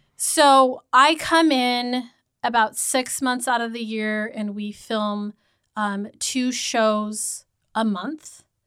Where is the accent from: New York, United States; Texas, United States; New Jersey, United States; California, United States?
California, United States; Redlands; I grew up in Redlands